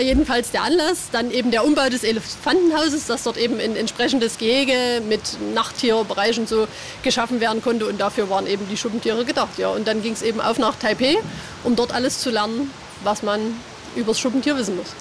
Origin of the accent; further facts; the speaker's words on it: Vogtland, Saxony, Germany; now in Leipzig, Germany; ich komme aus dem Vogtland